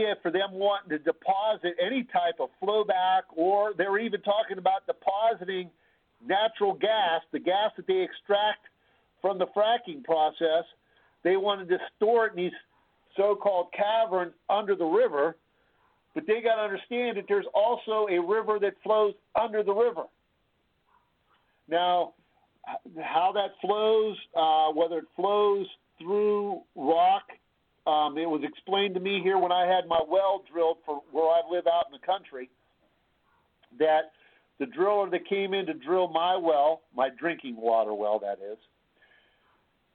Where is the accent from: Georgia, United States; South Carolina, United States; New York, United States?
South Carolina, United States; now in Ohio, United States; I grew up in South Carolina, so I'm a transplant here to Ohio.